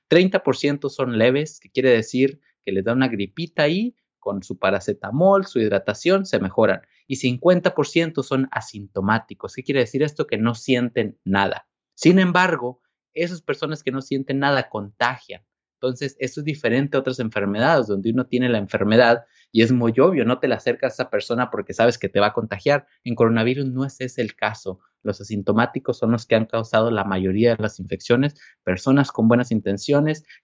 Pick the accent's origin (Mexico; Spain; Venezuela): Mexico; yo crecí en México, estuve trabajando algunos años en Chiapas Rural como médico.